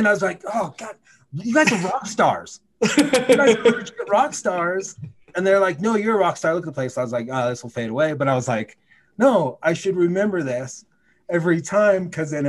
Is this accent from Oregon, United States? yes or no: yes; Oregon, United States; I was from Oregon, so I knew it. I knew the town.